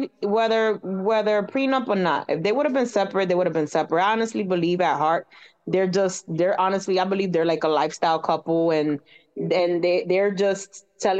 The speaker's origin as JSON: {"language": "English", "town": "New York City", "region": "New York", "country": "United States", "tie": "born or raised there", "also_born_or_lived": "Dominican Republic", "said": "I'm born and raised in New York City, so I'm pretty much in the New York, New Jersey area"}